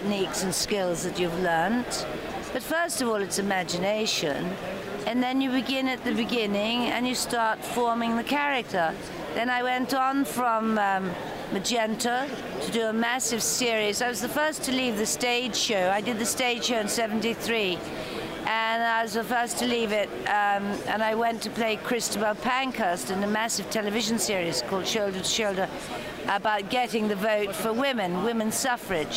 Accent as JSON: {"language": "English", "region": "Northern Ireland", "country": "United Kingdom", "tie": "born or raised there", "moved": "yes", "said": "So Northern Ireland invited me home after 36 years to open the film festival. So now I'm honored in my hometown."}